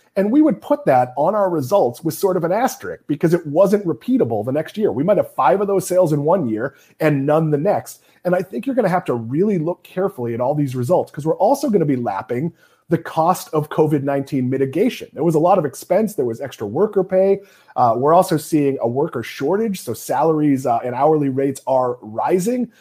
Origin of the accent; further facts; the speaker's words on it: New England, United States; now in Florida, United States; here in Florida, uh, being from New England